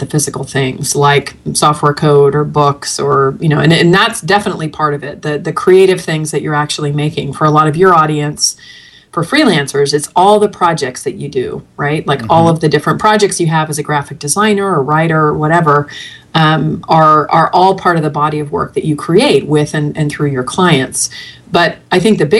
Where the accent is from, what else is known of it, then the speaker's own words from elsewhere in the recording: the Bay Area, California, United States; moved away as an adult; now in Arizona, United States; I'm from the Bay Area originally